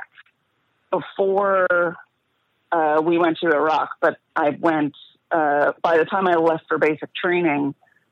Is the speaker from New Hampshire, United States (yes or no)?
no; New Jersey, United States; Youngest daughter, Jew from New Jersey, you know, New York City, parents